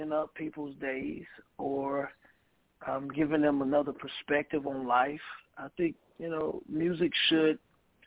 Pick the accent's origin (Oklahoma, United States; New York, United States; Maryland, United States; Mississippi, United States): Mississippi, United States; now in Milwaukee, United States; my hometown in Mississippi